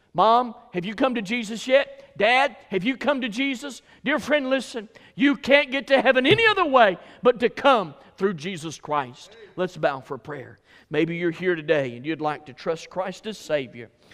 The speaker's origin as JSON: {"language": "English", "region": "Alabama", "country": "United States", "said": "I was from Alabama"}